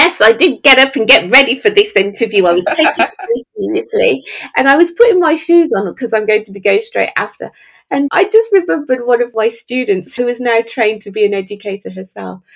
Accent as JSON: {"language": "English", "country": "Jamaica", "tie": "born or raised there", "also_born_or_lived": "Birmingham", "said": "I was born in Birmingham, raised in Jamaica by a single dad."}